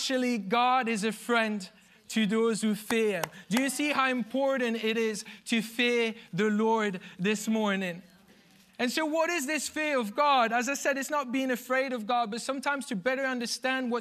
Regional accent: Belgium; moved away; I'm from Belgium

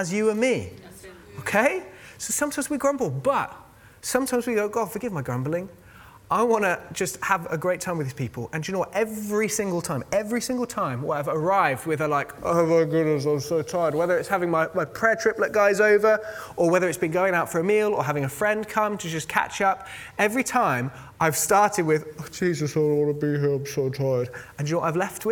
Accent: United Kingdom; we're all British

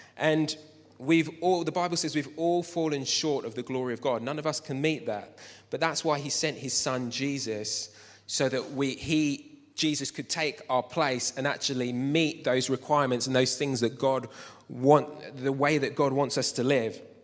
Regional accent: Luton, East of England, United Kingdom; I grew up in Luton

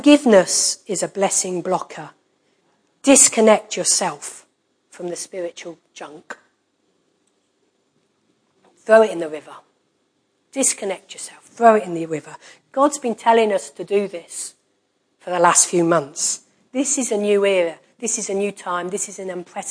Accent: United Kingdom; we're British.

